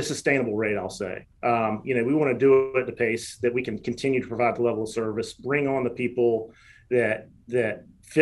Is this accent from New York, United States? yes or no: no; Charlotte, North Carolina, United States; So I was born in Charlotte. I learned how to swim at the Dowd YMCA. I played my first basketball game at the Dowd YMCA.